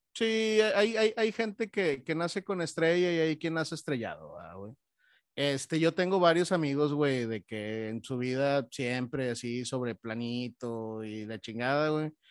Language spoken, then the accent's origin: Spanish; Monterrey, Nuevo León, Mexico; como buenos regiomontanos